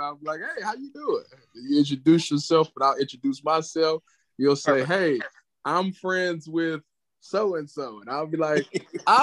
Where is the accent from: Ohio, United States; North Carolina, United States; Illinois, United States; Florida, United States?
Ohio, United States; Cleveland; I was from Cleveland